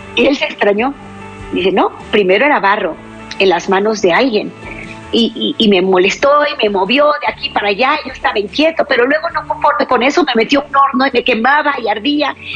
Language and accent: Spanish; Mexico; aquí en mi país, México